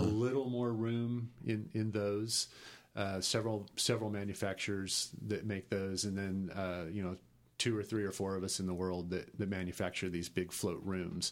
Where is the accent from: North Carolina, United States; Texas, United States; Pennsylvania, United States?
Texas, United States; also born or lived in New York / Los Angeles; I grew up in Texas